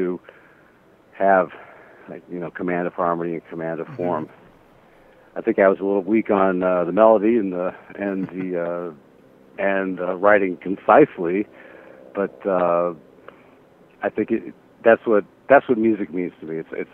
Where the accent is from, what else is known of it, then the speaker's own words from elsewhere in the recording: United States; being an American and being sort of in the culture